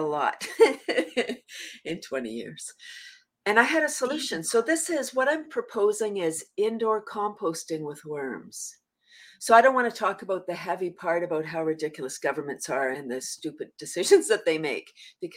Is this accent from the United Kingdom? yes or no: no; Toronto, Ontario, Canada; also born or lived in a small town; I'm from Toronto, but I live in a small town now